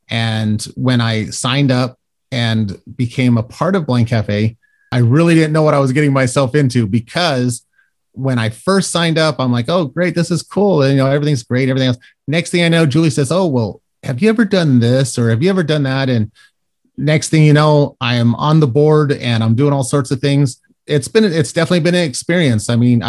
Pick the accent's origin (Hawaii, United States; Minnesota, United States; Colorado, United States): Colorado, United States; now in Florida, United States; because I was born in Florida but raised out in Colorado because of military family